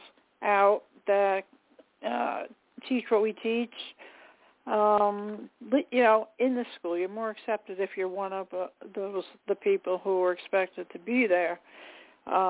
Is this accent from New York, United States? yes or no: yes; Long Island, New York, United States; I'm from Long Island myself